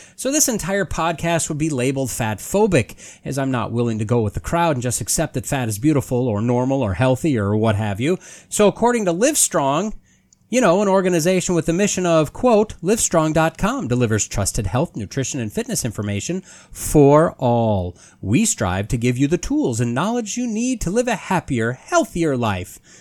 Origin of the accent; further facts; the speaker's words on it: United States; as an American and a human